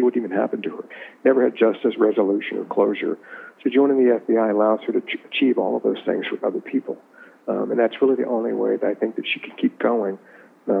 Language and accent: English; Richmond, Virginia, United States; I grew up in Richmond